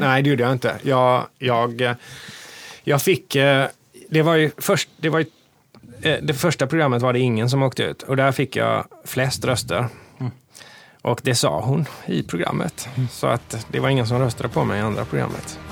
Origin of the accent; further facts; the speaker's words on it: Hindås, Västra Götaland, Sweden; Jag gillar att göra grejer i min hemby